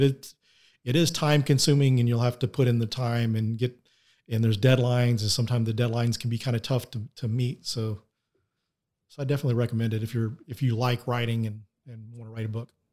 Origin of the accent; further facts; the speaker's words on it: Denton, Texas, United States; Denton, Texas is my hometown